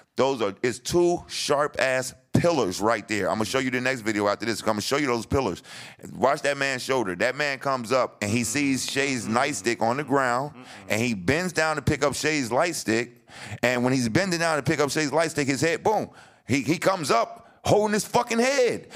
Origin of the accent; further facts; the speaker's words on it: New Jersey, United States; moved away as an adult; I'm coming from Jersey